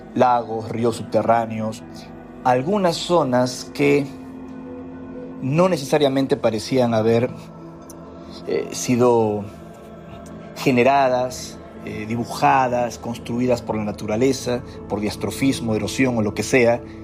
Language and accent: Spanish; Peru; como peruano, al haber crecido en medio de tantos misterios